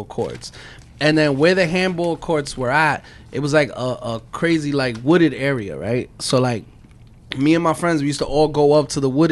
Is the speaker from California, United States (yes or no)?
no; New York City, New York, United States; growing up in East New York